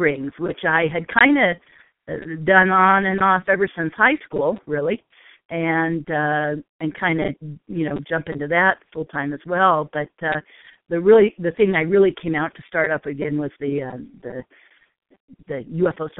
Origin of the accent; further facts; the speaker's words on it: Palos Verdes, California, United States; moved away as an adult; also born or lived in Irvine, California / Orange County, California / Newport Beach, California; now in Sedona, United States; Born and raised in Southern California, Palos Verdes, California, to be exact